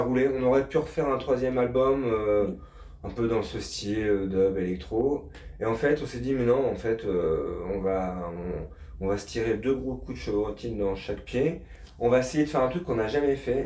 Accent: France; on est français

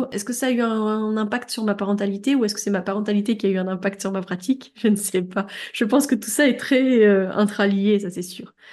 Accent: Belgium; moi, je suis belge

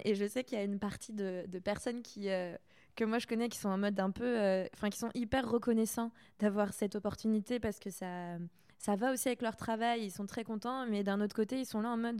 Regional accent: Saint-Malo, Brittany, France; moved away; je suis bretonne aussi

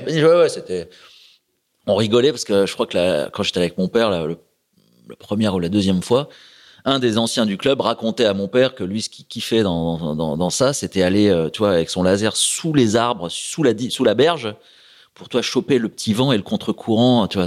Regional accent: La Croix-Saint-Ouen, Hauts-de-France, France; moved away; also born or lived in Port-la-Forêt; il y avait un petit club à côté de chez moi, à la Croix-Saint-Ouen, un petit bled, sur l'Oise

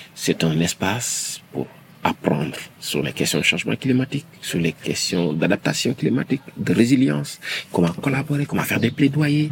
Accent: Senegal; Je suis sénégalais. J'ai grandi au Sénégal.

